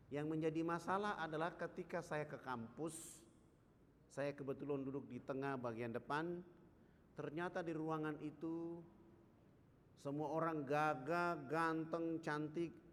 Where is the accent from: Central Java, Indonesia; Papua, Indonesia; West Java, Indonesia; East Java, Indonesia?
Papua, Indonesia; Saya jawab saya dari Irian. Ketika saya jawab saya dari Irian